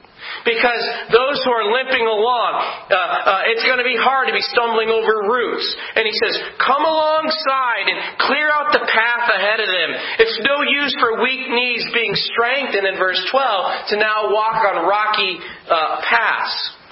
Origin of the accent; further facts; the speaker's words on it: Scotland, United Kingdom; I'm Scottish, by the way.